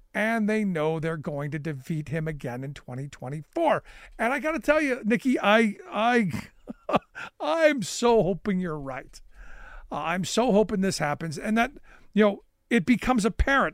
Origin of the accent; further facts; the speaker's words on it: Cleveland, Ohio, United States; my hometown of Cleveland